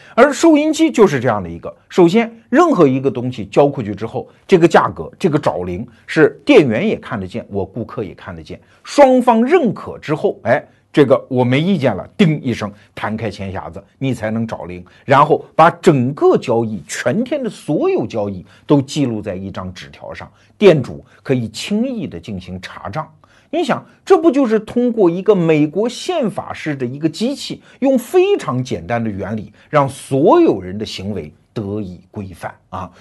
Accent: China; 我们中国人

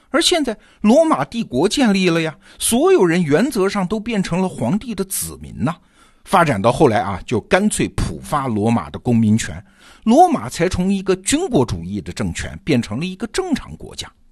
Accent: China; 只是按照我们中国人的经验

